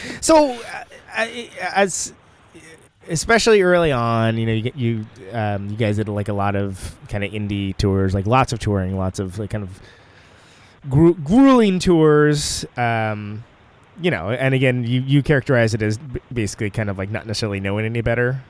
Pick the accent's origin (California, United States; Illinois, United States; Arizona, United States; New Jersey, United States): California, United States; Oakland; I'm from Oakland